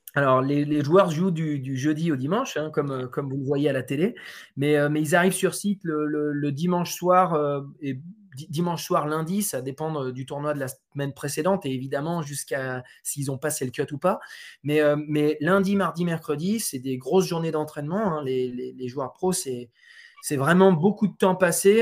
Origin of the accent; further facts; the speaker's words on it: France; je suis français, euh, je suis aussi d'origine portugaise